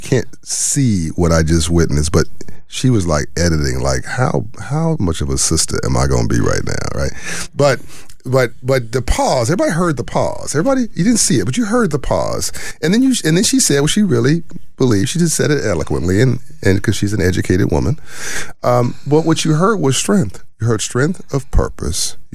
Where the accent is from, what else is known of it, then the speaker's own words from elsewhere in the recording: Los Angeles, California, United States; I grew up in South Central